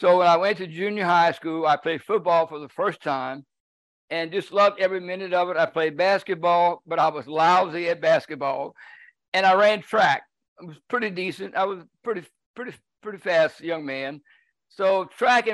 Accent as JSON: {"language": "English", "area": "Cajun", "region": "Louisiana", "country": "United States", "said": "I'm Cajun from the top of my head to the bottom of my feet"}